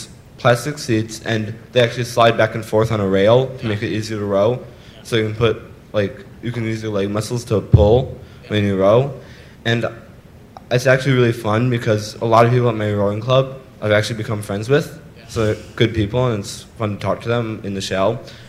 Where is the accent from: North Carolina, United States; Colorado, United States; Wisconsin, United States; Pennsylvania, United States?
Wisconsin, United States; Madison; Madison, Wisconsin.